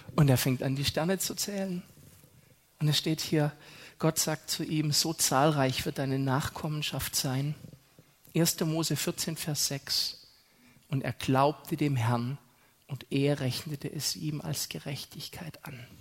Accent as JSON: {"language": "German", "country": "Germany", "said": "wir sind so furchtbar vernünftig als Deutsche"}